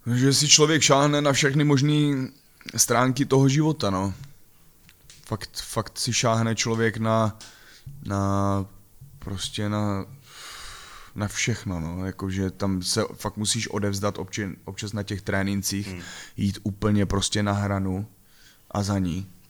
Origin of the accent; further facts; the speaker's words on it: Ivančice, South Moravian Region, Czechia; Pocházím z Ostěradic a bylo to takový divoký, nespoutaný